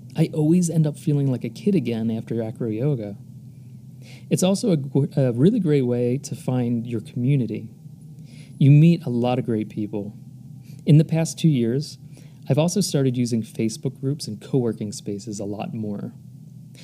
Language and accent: English; United States; moved away as an adult; when I was growing up in the United States.